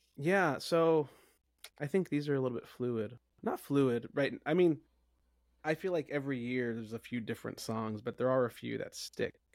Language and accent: English; Tulare, California, United States; moved away; I am currently in Tulare, California, temporarily, which is the center of the state of California